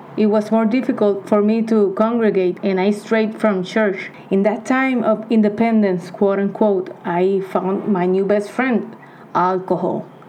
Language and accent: English; Puerto Rico; I am 40 years old, born and raised in Puerto Rico.